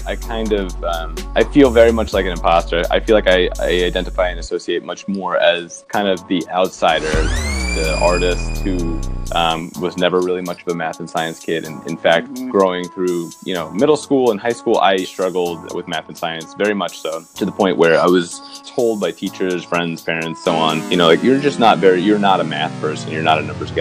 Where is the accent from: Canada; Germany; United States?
United States; New York City, New York; moved away as an adult; also born or lived in Philadelphia; I kind of took for granted the fact that I was growing up in this amazing city